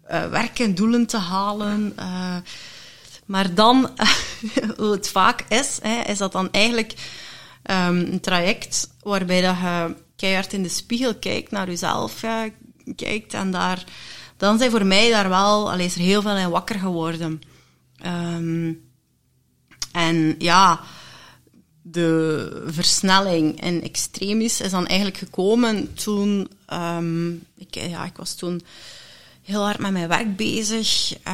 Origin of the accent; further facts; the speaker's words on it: Leuven, Flanders, Belgium; ik ben geboren in Leuven. Kesselo.